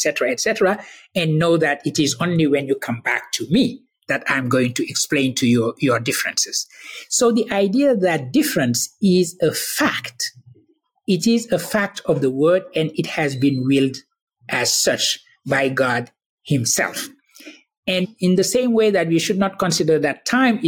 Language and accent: English; Senegal; I was born in Senegal. I was raised in that Sunni tradition